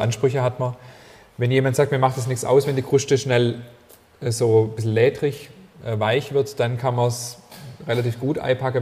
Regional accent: Ammertal, near Herrenberg, Baden-Württemberg, Germany; moved away; aus meiner alten Heimat, aus dem Ammertal äh, in der Nähe von Herreberg

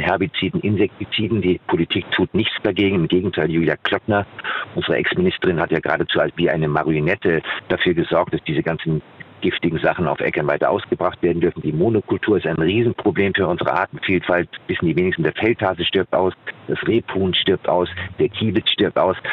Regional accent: Germany; habe einen Großteil meiner Kindheit am Rhein verbracht

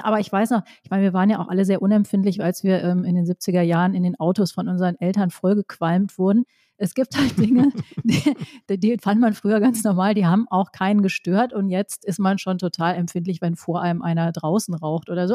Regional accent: Rhineland, Germany; ich bin ja auch im Rheinland groß geworden

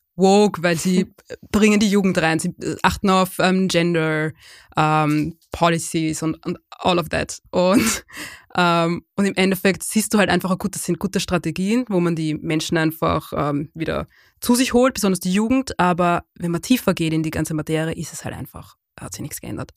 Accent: Lower Austria, Austria; also born or lived in Vienna; wir sind nicht nur in Wien aufgewachsen, wir sind in Niederösterreich aufgewachsen

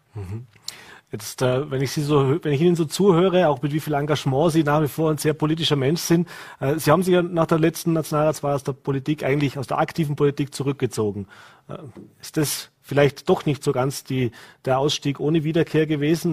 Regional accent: Vorarlberg, Austria; bei uns in Vorarlberg

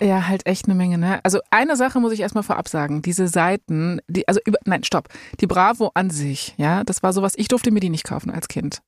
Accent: Berlin, Germany; Ich bin in Berlin geboren

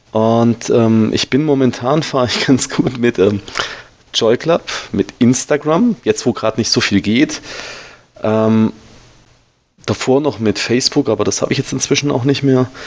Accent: Baden-Württemberg, Germany; Also ich bin ja, bin ja Schwabe, ne? Die Schwaben sind ja nicht ganz zu Unrecht knausrig.

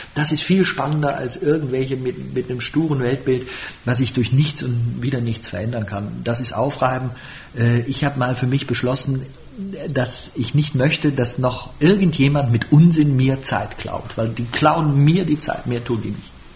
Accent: Bonn, North Rhine-Westphalia, Germany; ich bin im Rheinland geboren, ich bin in Bonn geboren und ich bin auch ein Rheinländer

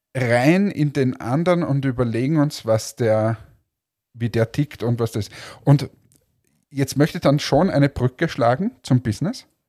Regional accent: Austria; ich zum Beispiel als Österreicher, wenn die wirklich Vorarlbergerisch reden, ich wahrscheinlich auch nichts verstehe

